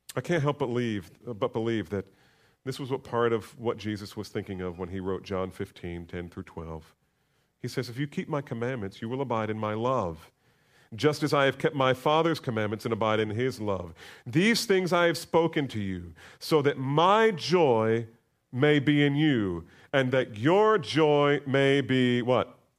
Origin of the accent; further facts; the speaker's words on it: United States; We're so American